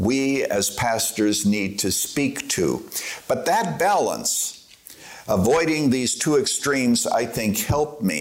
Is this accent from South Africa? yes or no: no; Canada; moved away as an adult; now in Chicago, United States; as a Canadian